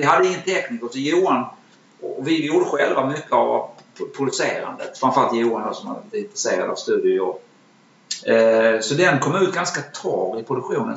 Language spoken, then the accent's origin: Swedish; Malmö, Skåne, Sweden; min uppväxt i Malmö